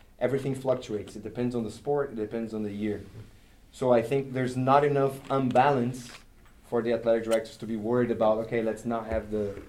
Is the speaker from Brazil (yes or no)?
yes; Brazil; I grew up in Brazil and I had a similar experience. We have the same thing there with the federados and non-federados.